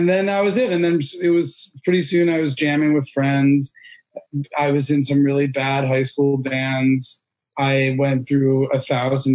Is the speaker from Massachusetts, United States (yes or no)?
yes; Cambridge, Massachusetts, United States; I was born and raised in Boston, actually specifically in Cambridge, Massachusetts